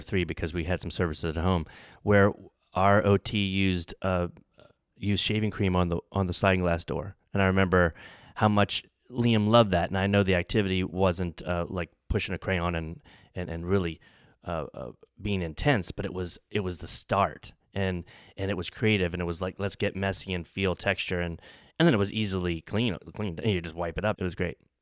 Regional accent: New Orleans, Louisiana, United States; I'm from New Orleans

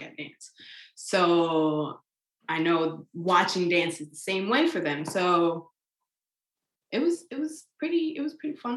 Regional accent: New York, United States; I'm from New York

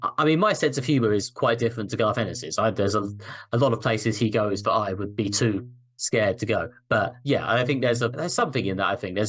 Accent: United Kingdom; I am obviously a British man who has literally never set foot in America.

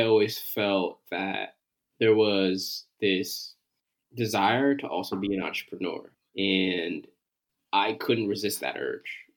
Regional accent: Connecticut, United States; moved away; also born or lived in Philadelphia; I am a brother from Connecticut originally

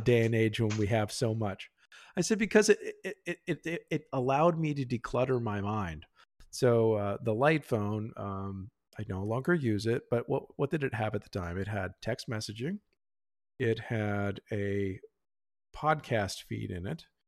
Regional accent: Pennsylvania, United States; now in Texas, United States; I grew up in Pennsylvania, and actually, I'm here in Texas

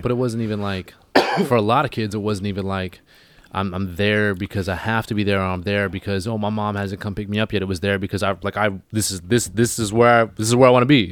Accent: Vancouver Island, British Columbia, Canada; now in Vancouver, Canada

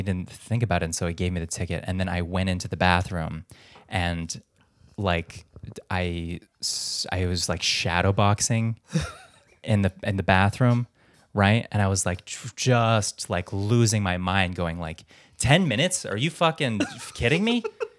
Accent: Philippines; And I'm like, "I'm Filipino."

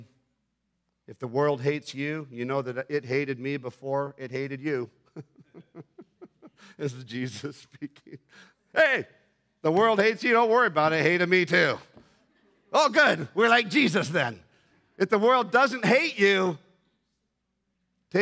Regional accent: Bogotá, Colombia; now in Canada; I was born in Bogota.

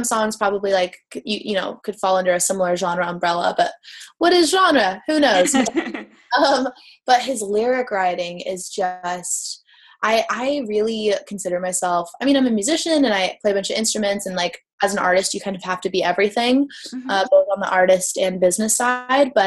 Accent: California, United States; growing up in California

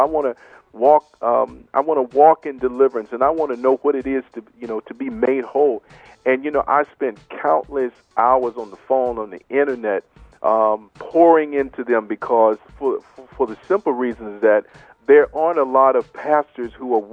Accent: Marlin, Texas, United States; I'm from Little Marlin, Texas, down south of Waco

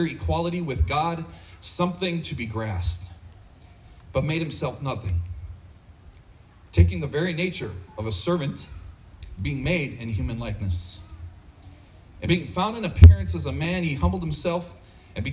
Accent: United States; as an American

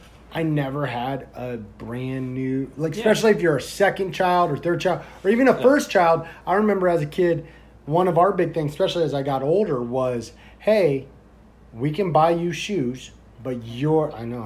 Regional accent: Indiana, United States; now in Florida, United States; I grew up in Indiana

